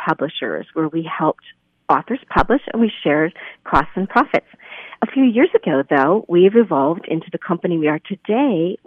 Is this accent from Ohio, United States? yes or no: no; Lehigh Valley, Pennsylvania, United States; I grew up right here in the Lehigh Valley.